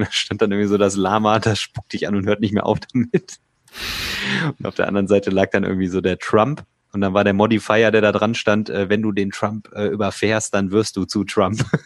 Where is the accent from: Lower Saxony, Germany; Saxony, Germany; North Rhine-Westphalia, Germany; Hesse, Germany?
North Rhine-Westphalia, Germany; Remscheid; ich bin auch aus Remscheid